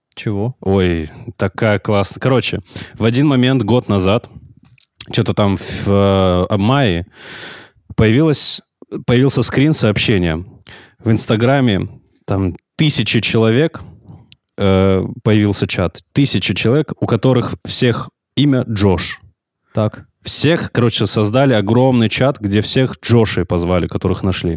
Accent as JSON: {"language": "Russian", "town": "Nartkala", "region": "Kabardino-Balkaria", "country": "Russia", "said": "я же из Нордкалы, это очень, это ну, невероятно маленький город"}